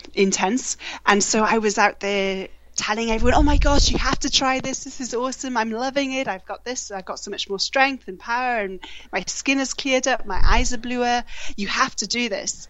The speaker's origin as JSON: {"language": "English", "region": "Wales", "country": "United Kingdom", "also_born_or_lived": "Australia", "moved": "yes", "said": "I moved back from Australia to to Wales in April"}